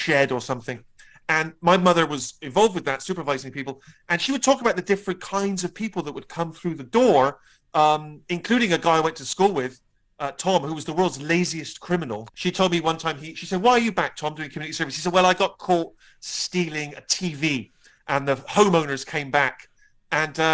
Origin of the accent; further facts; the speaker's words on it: Bristol, South West England, United Kingdom; my young self in Bristol